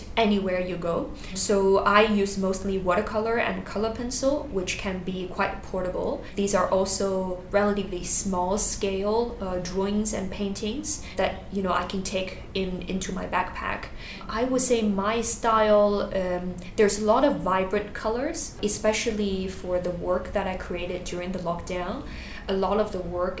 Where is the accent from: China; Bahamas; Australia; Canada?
China; moved away as an adult; also born or lived in Singapore; I grew up in China, moved to Singapore when I was 18